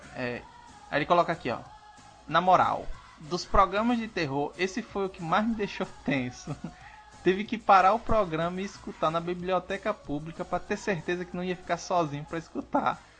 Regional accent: Northeast Region, Brazil; com o meu sotaque, é? Só porque eu sou não, nordestino

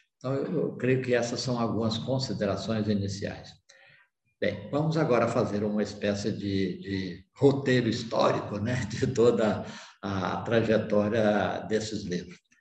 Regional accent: Pirenópolis, Goiás, Brazil; sobre a minha região, o lugar onde eu nasci, que é a cidade de Pirenópolis, é a segunda cidade mais velha do estado de Goiás

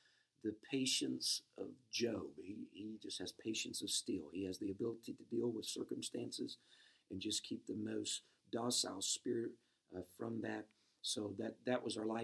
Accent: Princeton, Indiana, United States; moved away as an adult; also born or lived in Illinois; I was born in Princeton, Indiana. That was my home and place of residence until my wife and I started to evangelize, and then we moved to Illinois.

